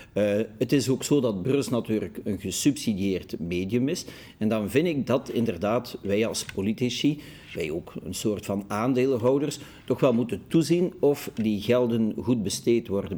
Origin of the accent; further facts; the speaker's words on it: Brussels, Brussels-Capital Region, Belgium; Ik ben een Brusselaar en ik ben fier dat ik een Brusselaar ben